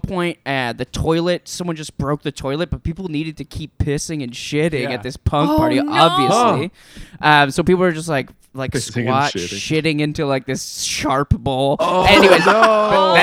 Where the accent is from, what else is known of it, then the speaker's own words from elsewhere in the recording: Burnaby, British Columbia, Canada; I grew up in Burnaby, just outside of Vancouver